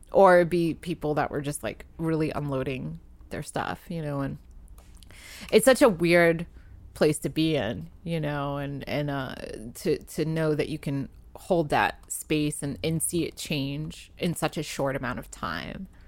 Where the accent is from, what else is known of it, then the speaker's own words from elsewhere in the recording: Providence, Rhode Island, United States; moved away as an adult; also born or lived in New York; now in Los Angeles, United States; I grew up in Providence, Rhode Island